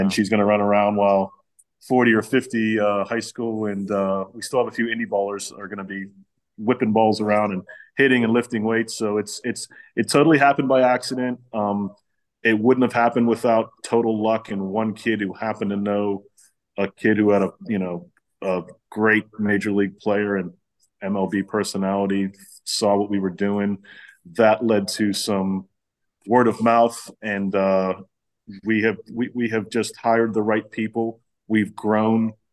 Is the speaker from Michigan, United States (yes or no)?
no; Pittsburgh, Pennsylvania, United States; I'm from uh, the city of Pittsburgh